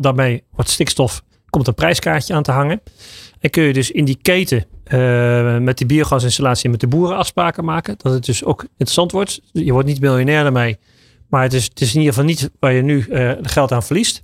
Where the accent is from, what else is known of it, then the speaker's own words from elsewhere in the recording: Netherlands; we zijn Nederlanders